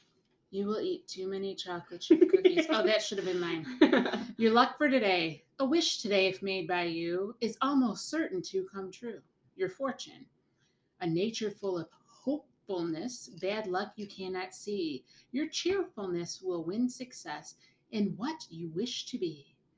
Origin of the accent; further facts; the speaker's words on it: United States; You know, I'll always live in the States. I'm an American girl. I can't see myself anywhere else, really.